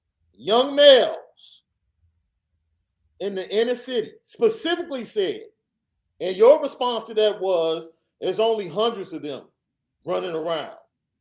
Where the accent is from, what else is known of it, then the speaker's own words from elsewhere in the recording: Chicago, Illinois, United States; Guns were barely even present when I grew up in Chicago.